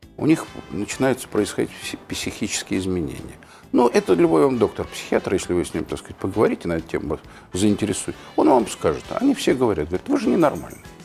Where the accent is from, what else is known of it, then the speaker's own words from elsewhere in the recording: Moscow, Russia; я родился в Москве, я и прожил в Москве